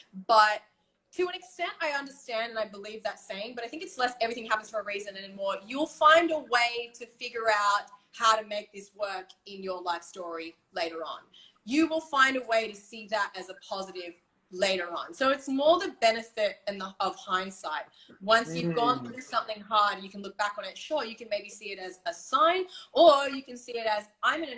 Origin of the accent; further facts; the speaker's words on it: Bali, Indonesia; I grew up in Bali. My dad's Balinese